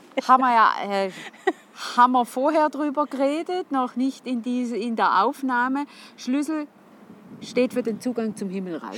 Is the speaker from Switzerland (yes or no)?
yes; St. Gallen, Switzerland; als St. Galler